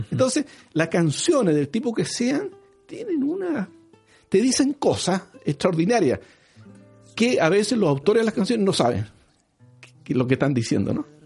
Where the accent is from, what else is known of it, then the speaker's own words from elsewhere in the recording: northern Chile, Chile; esa es la, es la gracia que tiene el norte, que nosotros somos eh, chilenos pero de Iquique, chilenos pero de Arica, chilenos pero de Antofagasta